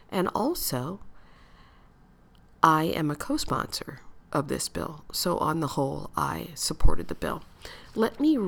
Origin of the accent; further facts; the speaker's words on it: United States; Growing up in the United States, growing up in a red state, in a city that is racially, ethnically diverse, and very segregated